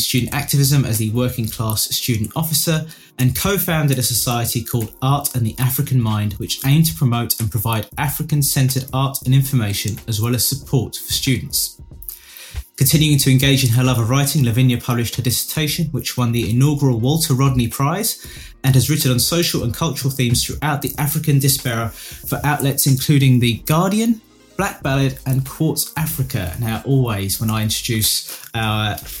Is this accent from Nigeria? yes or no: no; United Kingdom; I'm British, born in the UK